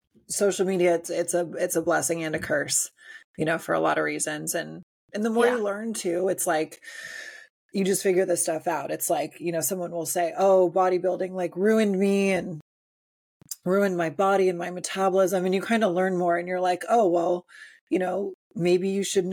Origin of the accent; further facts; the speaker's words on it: Illinois, United States; I grew up in Illinois back in the late 90s